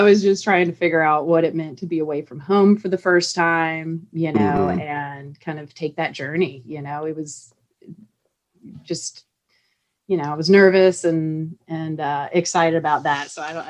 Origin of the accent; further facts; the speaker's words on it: Hilton Head Island, South Carolina, United States; moved away; I'm from Hilton Head Island, South Carolina, and I very much miss being at the beach.